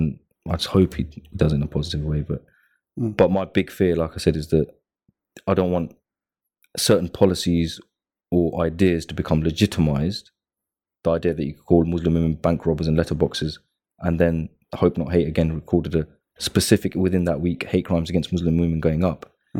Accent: United Kingdom; I mean, as British Pakistanis, you know, the report came out 3 weeks with the lowest paid when it comes to earnings. We suffer a lot of discrimination in the jobs market, but British, Bangladeshi, and Pakistani.

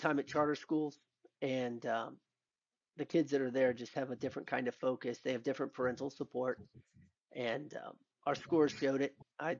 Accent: Albuquerque, New Mexico, United States; born there; my dad was military. So I was actually born in the place where Bugs Bunny could never make the correct turn. That's Albuquerque, New Mex

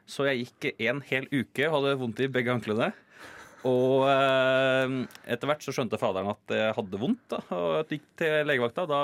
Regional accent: Geilo, Buskerud, Norway; Nei, jeg er fra Geilo.

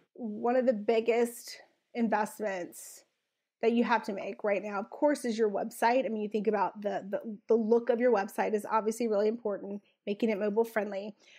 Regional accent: South Louisiana, United States; I'm originally from South Louisiana

